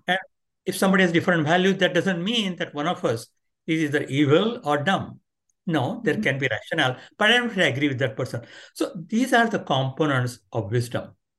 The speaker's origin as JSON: {"language": "English", "country": "India", "tie": "born or raised there", "moved": "yes", "said": "I grew up in India"}